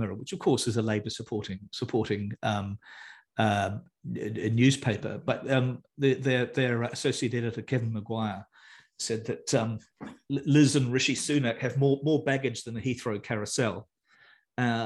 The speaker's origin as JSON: {"language": "English", "country": "New Zealand", "also_born_or_lived": "United Kingdom", "said": "I'm a New Zealander."}